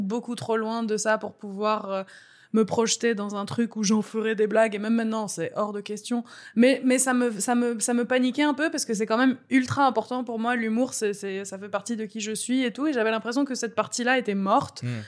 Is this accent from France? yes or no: no; Beirut, Beirut Governorate, Lebanon; born or raised there; moved away